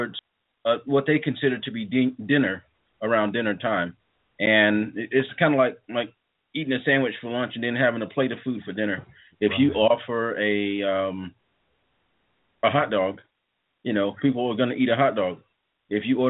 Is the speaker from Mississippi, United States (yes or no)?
yes; South Mississippi, United States; moved away as an adult; now in North Carolina, United States; Originally, I'm from South Mississippi.